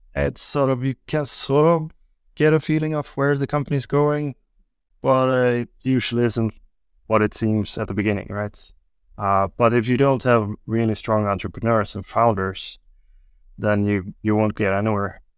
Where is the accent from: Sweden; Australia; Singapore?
Sweden; Gothenburg, Västra Götaland; also born or lived in Beijing, China; I'm from the west coast in Sweden. I grew up in Gothenburg